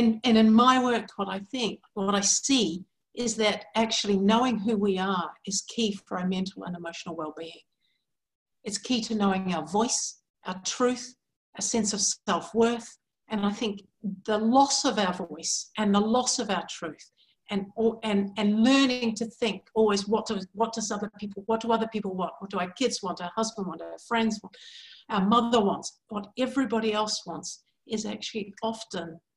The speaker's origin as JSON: {"language": "English", "country": "New Zealand", "tie": "born or raised there", "also_born_or_lived": "England", "moved": "as an adult", "lives_now": "New Hampshire, United States", "said": "I'm actually originally from New Zealand. So I was born in New Zealand."}